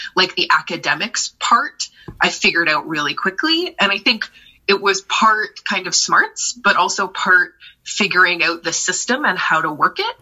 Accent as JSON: {"language": "English", "town": "Brampton", "region": "Ontario", "country": "Canada", "tie": "born or raised there", "also_born_or_lived": "Toronto", "moved": "as an adult", "lives_now": "Vancouver, Canada", "said": "I uh, grew up in southern Ontario, specifically Brampton, outside of Toronto"}